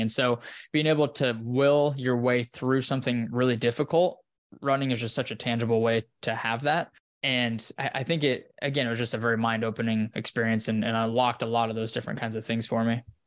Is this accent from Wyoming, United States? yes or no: yes; Wyoming, United States; now in Austin, United States; up in the mountains in Wyoming where I'm from, in my hometown